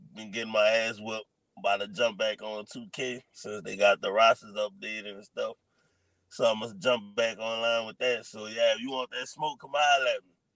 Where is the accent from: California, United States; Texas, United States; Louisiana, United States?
Louisiana, United States; New Orleans; I'm from New Orleans.